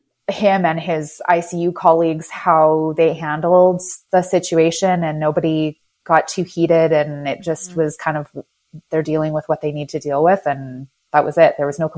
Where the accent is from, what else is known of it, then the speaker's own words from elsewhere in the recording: Canada; also born or lived in Moncton / Vancouver / Ottawa / Washington, District of Columbia, United States; I basically say that I'm a Canadian gypsy in a way.